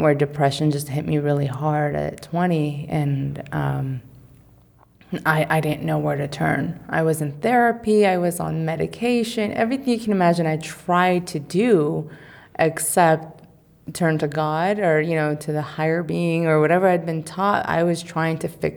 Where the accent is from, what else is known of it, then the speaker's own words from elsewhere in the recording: California, United States; being a Californian